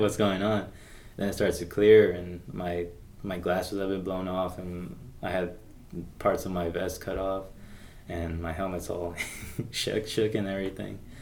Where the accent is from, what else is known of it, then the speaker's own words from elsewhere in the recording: Las Vegas, Nevada, United States; I'm from Vegas, so it's already a mixing pot